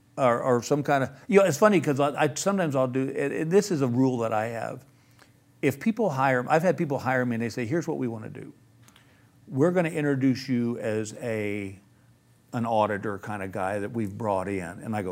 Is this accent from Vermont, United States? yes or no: no; Texas, United States; I said, "Dude, I'm from Texas. I thought it was just Africa."